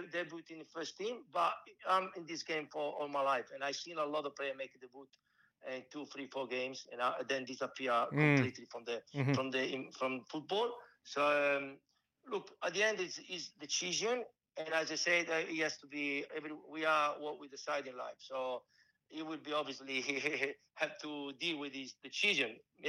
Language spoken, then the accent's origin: English; Melbourne, Victoria, Australia; born there; I was born in Melbourne.